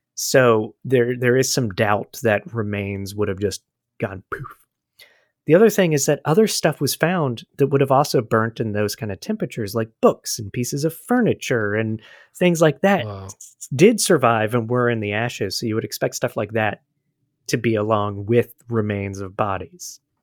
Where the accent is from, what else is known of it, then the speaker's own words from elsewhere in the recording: United States; as an American